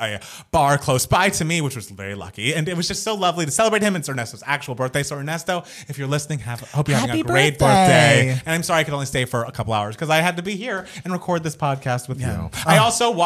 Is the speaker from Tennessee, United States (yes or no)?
no; Atlanta, Georgia, United States; I grew up in Atlanta